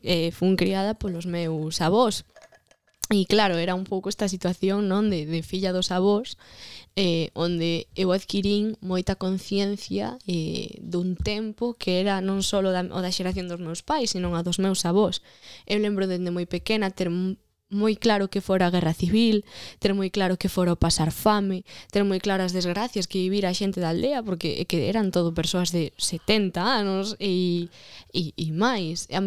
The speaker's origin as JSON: {"language": "Galician", "town": "Vilamarín", "region": "Galicia", "country": "Spain", "tie": "born or raised there", "said": "eu eh, criei-me en Vilamarín e criei-me máis concretamente eh, en unha parroquia de Vilamarín que se chama Santa Eulalia de León, Toma que é pequenísima, de feito de pequeno dicía que era de León"}